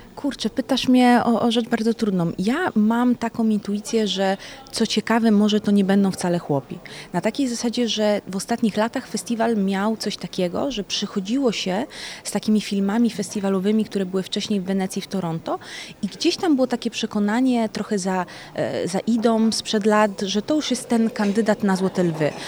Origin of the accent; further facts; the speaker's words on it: Jelenia Góra, Lower Silesian Voivodeship, Poland; moved away as an adult; also born or lived in Italy; now in Łódź, Poland; Nie jestem z Łodzi de facto, jestem z Włoch i Jeleniej Góry